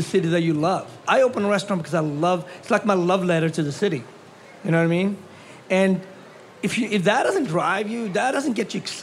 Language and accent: English; Sweden; growing up in Sweden